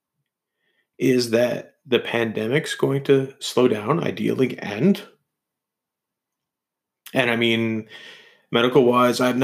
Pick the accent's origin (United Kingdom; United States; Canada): Canada; as Canadians